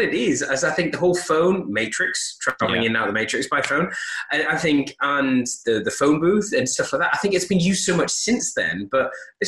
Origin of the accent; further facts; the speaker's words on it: United Kingdom; Obviously, we are British. You know, we grew up with Doctor Who